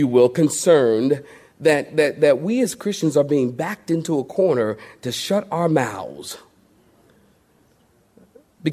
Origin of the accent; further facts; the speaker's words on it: Philadelphia, Pennsylvania, United States; I'm from Philadelphia